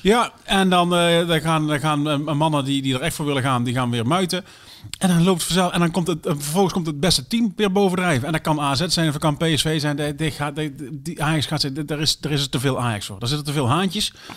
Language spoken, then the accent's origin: Dutch; Sterksel, North Brabant, Netherlands; Ik kom uit Sterksel